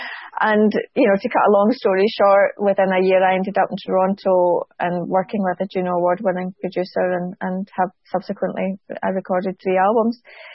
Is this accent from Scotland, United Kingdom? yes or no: yes; Scotland, United Kingdom; I'm Scottish, and was quite defensive.